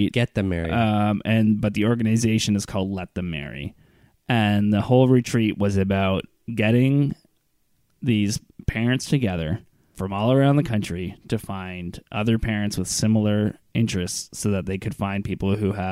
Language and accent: English; Iran; I I've been an atheist my whole life. I grew up in Iran with the clergy. Yeah. Like my dad was a clergy, and I somehow managed to become out an atheist